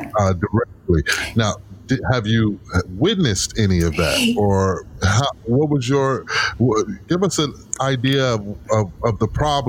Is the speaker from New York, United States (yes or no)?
no; Wichita, Kansas, United States; moved away; I'm from Wichita, Kansas